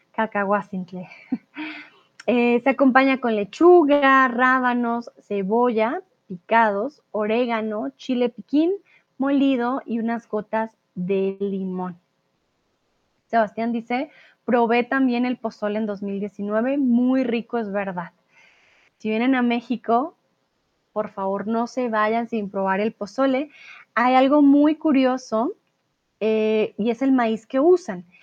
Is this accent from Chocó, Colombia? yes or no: no; Bogotá, Colombia; mi ciudad, Bogotá, de donde vengo yo